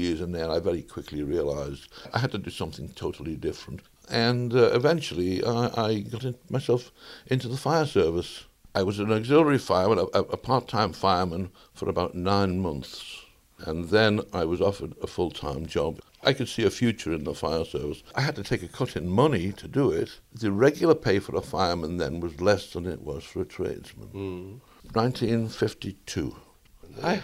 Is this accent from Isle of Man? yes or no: yes; Isle of Man; also born or lived in Liverpool, England; I've lived here for 73 years